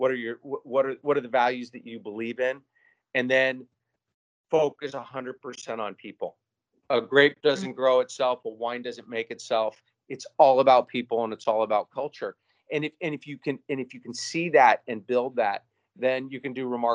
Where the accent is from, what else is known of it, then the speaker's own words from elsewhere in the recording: Spokane, Washington, United States; also born or lived in Seattle / San Diego; now in Gig Harbor, United States; I grew up in Spokane, other side of the state